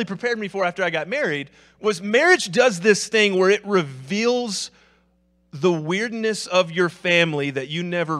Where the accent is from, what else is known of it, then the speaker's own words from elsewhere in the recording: the South, United States; I'm from the South